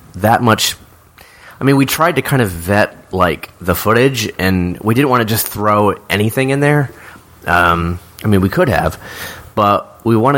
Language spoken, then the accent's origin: English; Silver Spring, Maryland, United States; Jim and I came from the Silver Spring, which is right over the DC line